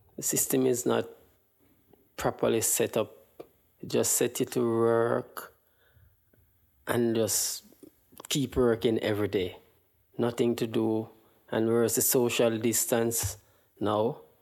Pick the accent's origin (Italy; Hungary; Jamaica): Jamaica; Kingston, Surrey; moved away as an adult; now in Canada; I'm from Kingston, Jamaica